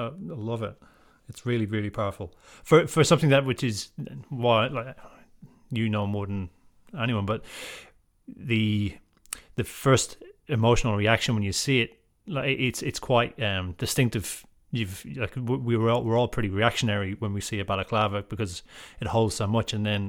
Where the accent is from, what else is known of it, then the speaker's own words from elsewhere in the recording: Leinster, Ireland; So being a Southerner, and being then probably from the Pale region, I'm pretty ignorant to a lot of things that would have, or I'm pretty ignorant to the life in the North and what the Troubles kind of mean.